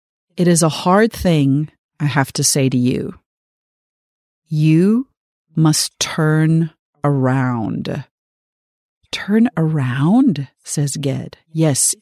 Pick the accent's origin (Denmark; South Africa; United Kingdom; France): South Africa; growing up in South Africa, reading this book